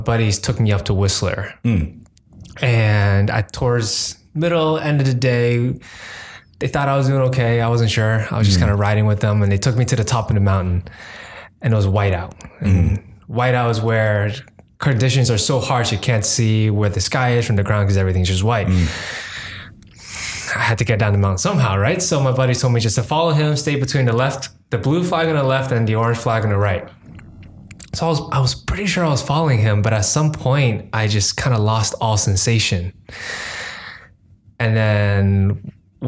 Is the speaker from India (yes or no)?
no; Hong Kong; English is a second language; also born or lived in New York; now in Bay Area, United States; From Hong Kong. English is my second language